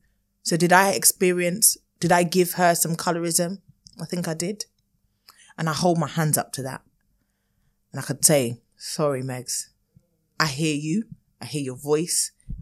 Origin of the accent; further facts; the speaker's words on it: United Kingdom; Maybe this needed to happen for the light of the world to know what we as Black British people experience.